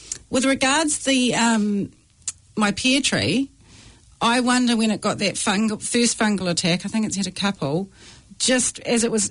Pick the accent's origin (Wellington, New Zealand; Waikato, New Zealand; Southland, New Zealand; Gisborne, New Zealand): Waikato, New Zealand; I'm from the Waikato